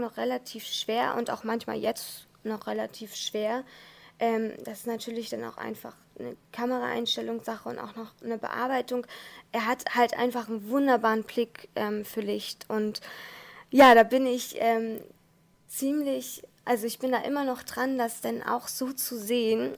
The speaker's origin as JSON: {"language": "German", "region": "Hamburg", "country": "Germany", "said": "ich bin ja aus Hamburg"}